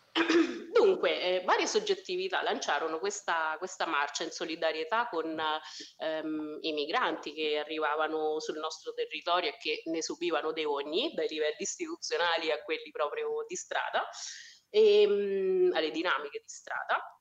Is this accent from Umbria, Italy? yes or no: yes; Spello, Umbria, Italy; accent: Foligno; moved away as an adult; also born or lived in Foligno; now in Caserta, Italy; sono di Spello, che è la città che sta più vicina ad Assisi